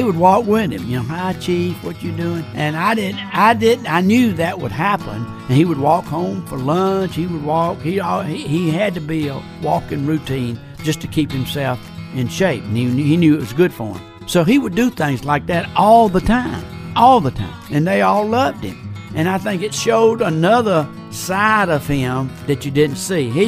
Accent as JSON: {"language": "English", "town": "Union Point", "region": "Georgia", "country": "United States", "tie": "born or raised there", "said": "Growing up in Greene County was certainly a happy life. It was a good life, a small town life."}